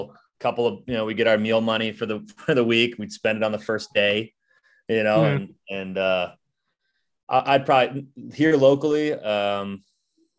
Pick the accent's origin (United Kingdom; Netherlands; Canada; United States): United States; Chicago, Illinois; moved away; I'm from Chicago